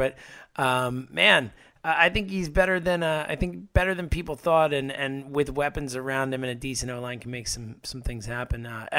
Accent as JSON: {"language": "English", "town": "Philadelphia", "region": "Pennsylvania", "country": "United States", "said": "Look, I'm from Philadelphia."}